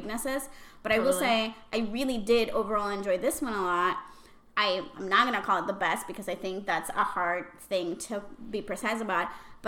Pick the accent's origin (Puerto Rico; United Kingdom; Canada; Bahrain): Puerto Rico; accent: Puerto Rican Spanish; first language Spanish; English is a second language; Puerto Rican Spanish is, I've heard from a lot of people, maybe the worst. but I'm very proud of it.